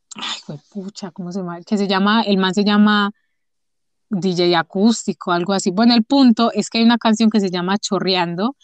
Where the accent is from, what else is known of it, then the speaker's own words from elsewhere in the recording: Medellín, Antioquia, Colombia; accent: paisa; also born or lived in Chocó; yo nací en el Chocó, pero yo, la gente me dice que yo soy paisa, porque vivo toda mi vida en Medellín